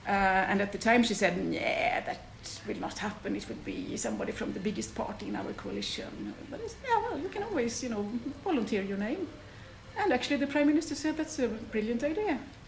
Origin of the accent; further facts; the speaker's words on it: Gothenburg, Västra Götaland, Sweden; In Gothenburg, in Sweden.